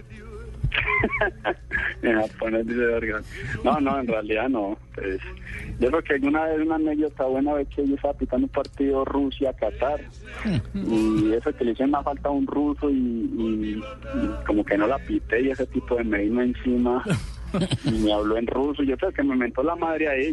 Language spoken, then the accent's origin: Spanish; Antioquia, Colombia; accent: paisa; nosotros en realidad somos muy católicos, acá como buenos antioqueños